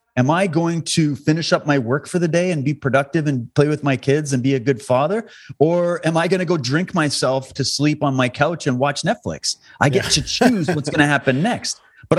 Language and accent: English; Alberta, Canada; also born or lived in Ontario / Saskatchewan; I grew up in this country. Okay. I was born and raised in Alberta. Then I lived in Ontario and Saskatchewan.